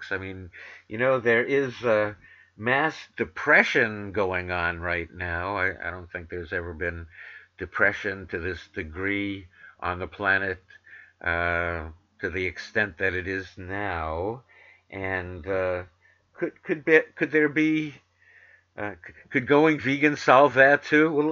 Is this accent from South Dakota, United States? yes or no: no; New York City, New York, United States; accent: New York; I have a comprehensible New York accent because I'm from New York City, but I went to broadcasting school to try to learn, you know, how to disguise it.